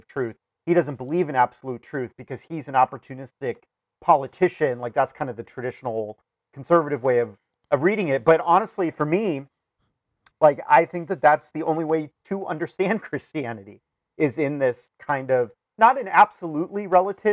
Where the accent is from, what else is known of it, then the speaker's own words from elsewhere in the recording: Sierra Madre, California, United States; moved away; also born or lived in Chicago; the church that we grew up in California, mm-hmm, Sierra Madre Congregational